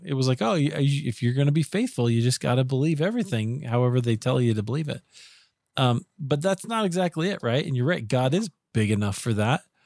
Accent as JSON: {"language": "English", "region": "Iowa", "country": "United States", "tie": "born or raised there", "said": "I grew up in Iowa"}